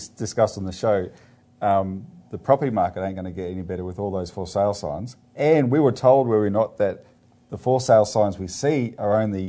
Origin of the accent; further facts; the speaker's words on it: Melbourne, Victoria, Australia; John and I are East Coasters. John's from Wollongong, I'm from Melbourne.